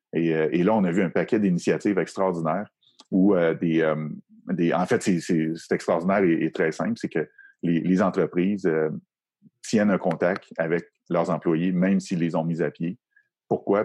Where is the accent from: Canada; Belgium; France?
Canada; Quebec City, Quebec; moi, je viens de la région de Québec.